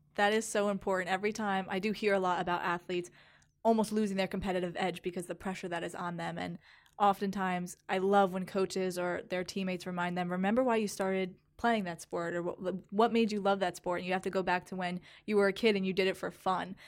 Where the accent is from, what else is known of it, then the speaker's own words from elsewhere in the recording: New Jersey, United States; moved away as an adult; now in Louisiana, United States; I am from New Jersey, so coming down here last year was a huge culture shock for me